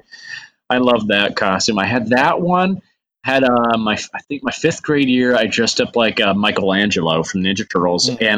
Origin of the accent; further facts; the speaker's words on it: Huntsville, Alabama, United States; I grew up in the Bible Belt, so. What part? Huntsville, Alabama.